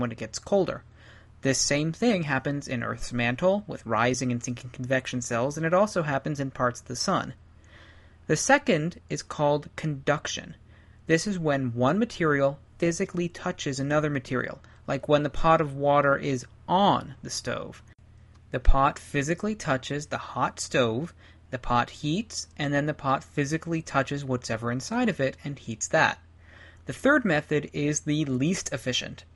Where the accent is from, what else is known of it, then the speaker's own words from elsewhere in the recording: Ohio, United States; now in Colorado, United States; I grew up in Ohio